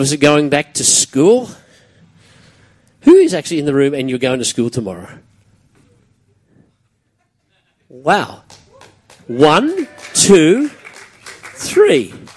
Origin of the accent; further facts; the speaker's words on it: Brisbane, Queensland, Australia; Growing up around Kapira and Mitchell in those days was a pretty tough gig